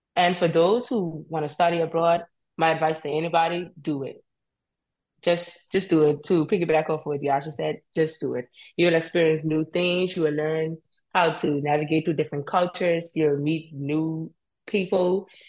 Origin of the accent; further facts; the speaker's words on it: Cockburn Town, Turks & Caicos Islands; moved away as an adult; I am from Grand Turk. I grew up in Grand Turk.